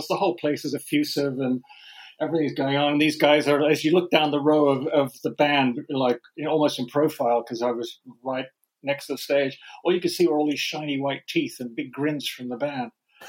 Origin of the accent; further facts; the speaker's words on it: Sydney, New South Wales, Australia; born there; I was born in Sydney, Australia.